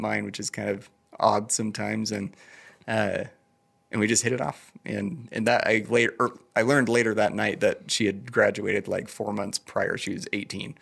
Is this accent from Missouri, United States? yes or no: no; Idaho Falls, Idaho, United States; also born or lived in Bellevue, Washington / Denmark; I've been here my whole life